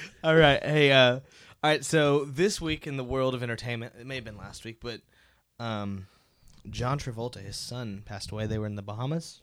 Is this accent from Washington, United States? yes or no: no; Dallas, Texas, United States; we're all from the Dallas, Denton area